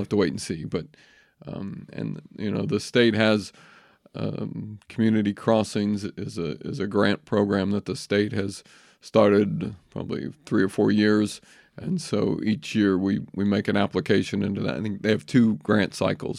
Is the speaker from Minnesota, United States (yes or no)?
no; Clarksville, Indiana, United States; moved away as an adult; also born or lived in Maryland; now in Jefferson County, Indiana, United States; I grew up in Clarksville, Indiana.